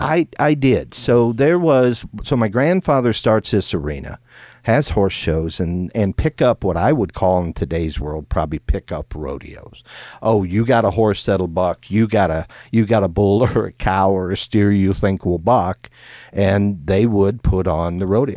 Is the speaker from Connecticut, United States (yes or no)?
no; Iowa, United States; when I grew up in Iowa